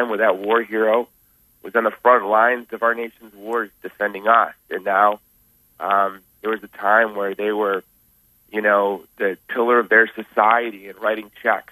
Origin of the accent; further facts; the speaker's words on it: Honolulu, Hawaii, United States; I'm from Hawaii. I'm from the island of Oahu in Honolulu.